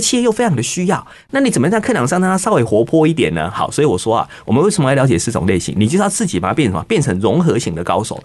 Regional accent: Taiwan; 我们台湾话也常这样讲

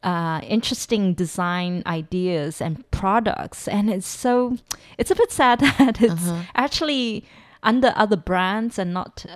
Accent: South Africa; I mean, I grew up in South Africa.

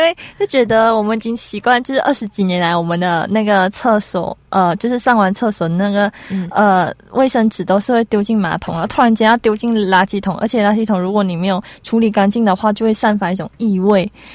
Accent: Malaysia; moved away as an adult; now in Taiwan; 我们马来西亚算是一个回教国家嘛

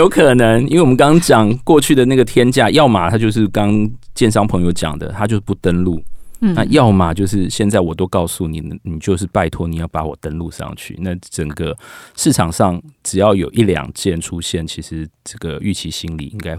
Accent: Taipei, Taiwan; 例如说我的我们台北人到桃园去买

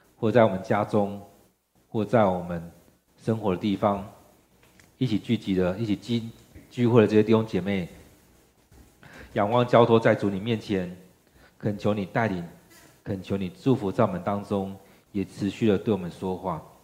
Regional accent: Taiwan; 其实，我们台湾人的性格并不是那么强势的性格

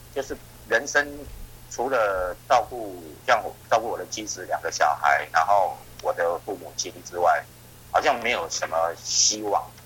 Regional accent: Taiwan; 像我们台湾人也很喜欢喝汤头

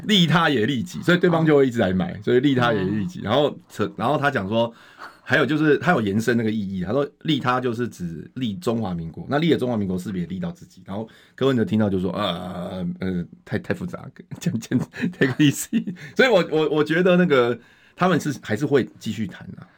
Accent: Taiwan; 像我们大家全部都是台湾出生、台湾长大嘛

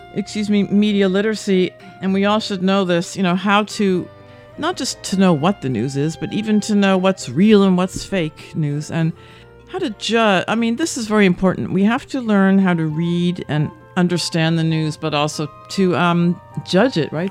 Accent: Westfield, New Jersey, United States; moved away as an adult; now in Taiwan; I'm from New Jersey. I'm from Westfield

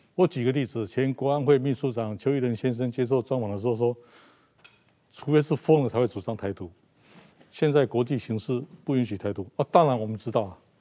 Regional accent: Taiwan; 我就是台湾人啊

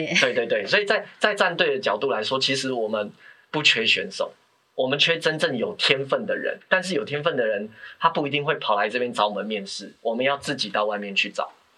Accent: Taiwan; 那我们台湾这边讲分析检讨

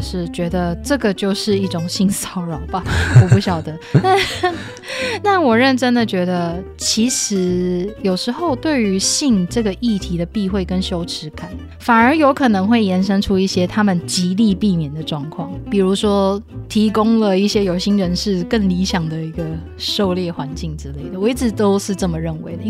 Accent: Taiwan; 在台湾我们所受到的性教育

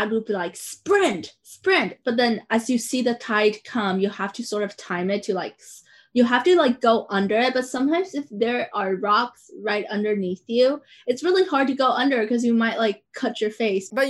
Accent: Taiwan; English is a second language; growing up in Taiwan when I go to the beaches here because we have cliffs on the east coast.

